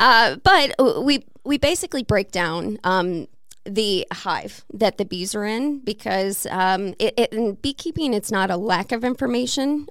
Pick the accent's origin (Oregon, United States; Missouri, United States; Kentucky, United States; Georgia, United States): Missouri, United States; now in Peoria, United States; I am from Missouri